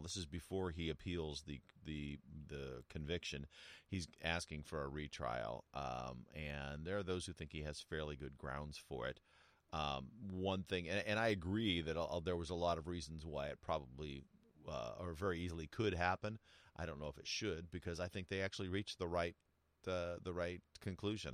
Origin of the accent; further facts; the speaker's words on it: United States; also born or lived in New Mexico / Southern California; I grew up in in New Mexico and Southern California